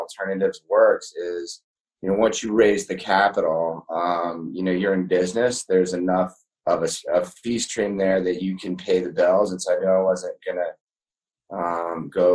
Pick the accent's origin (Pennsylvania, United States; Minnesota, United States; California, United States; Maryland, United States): Maryland, United States; Chevy Chase; I grew up in Chevy Chase, Maryland.